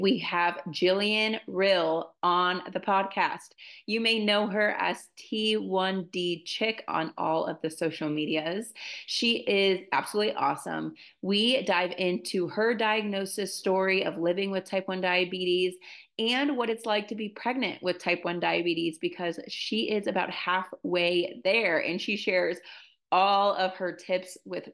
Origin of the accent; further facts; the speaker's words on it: Ohio, United States; also born or lived in Ann Arbor, Michigan; I'm from Ohio originally